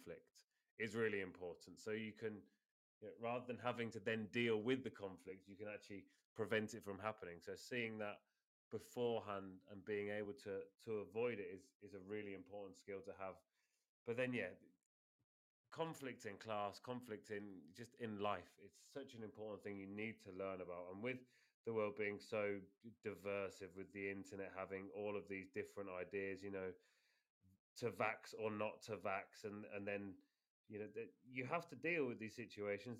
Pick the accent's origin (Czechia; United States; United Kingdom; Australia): United Kingdom; moved away as an adult; now in Spain; being British, coming over here